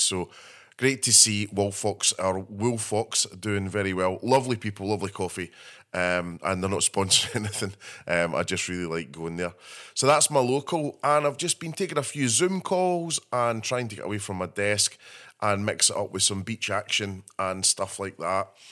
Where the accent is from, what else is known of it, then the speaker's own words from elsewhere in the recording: Scotland, United Kingdom; being Scottish